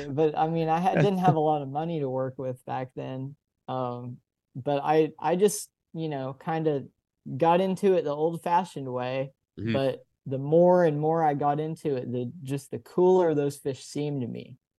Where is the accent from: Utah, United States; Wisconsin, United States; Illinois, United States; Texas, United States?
Texas, United States; Dallas; moved away; So I grew up in Dallas, and the Dallas area, I've learned from living in a lot of other places, the Dallas area is just insanely rich in fishing spots, especially just urban fishing spots